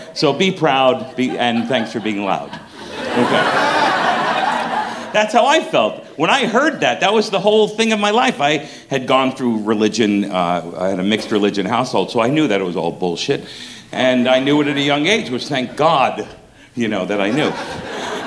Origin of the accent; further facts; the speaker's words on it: New York City, New York, United States; I'm from Brooklyn, New York